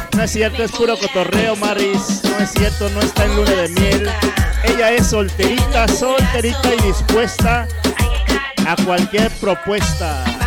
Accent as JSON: {"language": "Spanish", "region": "Veracruz", "country": "Mexico", "said": "meritito en mi tierra, puerto de Veracruz"}